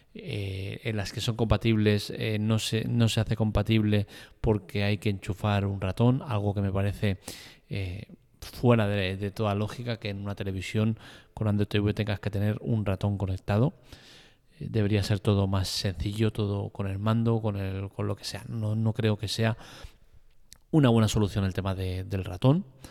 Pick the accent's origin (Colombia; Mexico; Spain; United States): Spain; soy un ciudadano español, vivo en España